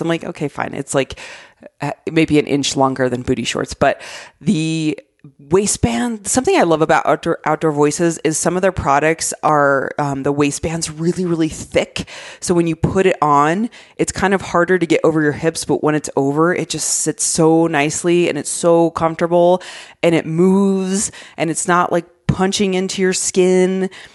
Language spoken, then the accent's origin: English; Arizona, United States; moved away; I love, love my home state so much